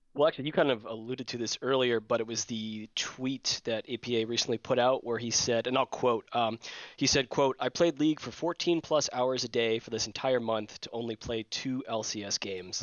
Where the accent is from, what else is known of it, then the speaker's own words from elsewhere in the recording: New Hampshire, United States; I'm from New Hampshire